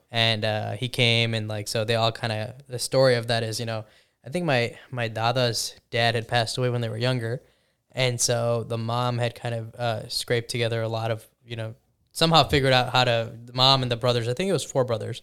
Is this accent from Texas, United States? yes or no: no; Chicago, Illinois, United States; I grew up in the Chicagoland area in a, in a, you know, a Indian family